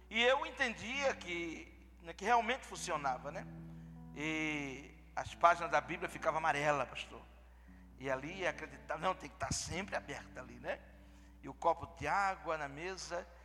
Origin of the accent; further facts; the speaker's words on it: southern Pernambuco, Brazil; also born or lived in Rio de Janeiro / Tennessee; now in North Carolina, United States; Eu sou do sul também, né? Sou do sul de Pernambuco.